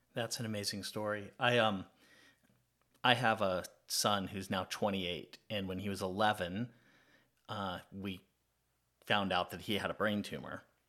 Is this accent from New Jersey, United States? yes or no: no; California, United States; now in Atlanta, United States; I grew up in California, not far from where you grew up